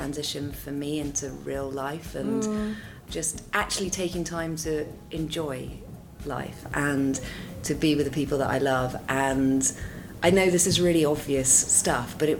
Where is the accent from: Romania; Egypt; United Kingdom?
United Kingdom; Dorset, South West England; now in London, United Kingdom; I grew up in Dorset, very different to London.